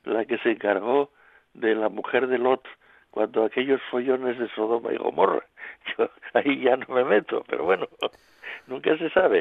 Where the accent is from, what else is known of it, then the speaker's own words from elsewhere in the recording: Asturias, Spain; los asturianos somos diferentes